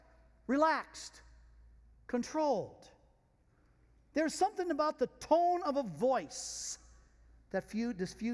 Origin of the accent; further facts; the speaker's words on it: France; being French